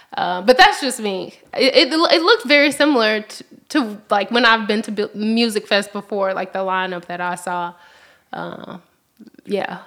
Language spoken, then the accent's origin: English; Memphis, Tennessee, United States; also born or lived in Kentucky; I, I grew up in South Memphis.